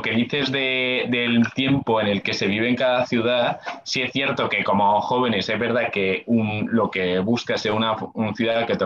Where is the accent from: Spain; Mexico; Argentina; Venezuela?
Spain; Asturias; now in Madrid, Spain; yo en Madrid me quedé un tiempo, pero siempre volveré a Asturias porque yo soy de Asturias